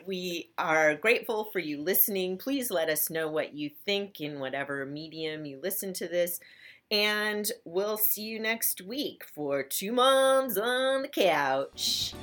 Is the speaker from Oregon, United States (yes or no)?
yes; Portland, Oregon, United States; I'm from Portland, Oregon, which uh-huh. is such a, it's rainy there 10 months a year